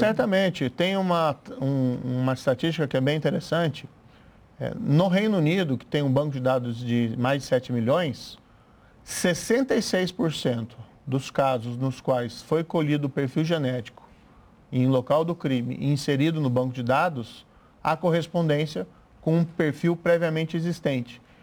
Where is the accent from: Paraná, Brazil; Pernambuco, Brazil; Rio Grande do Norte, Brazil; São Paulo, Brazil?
Paraná, Brazil; interior of; sou do interior do Paraná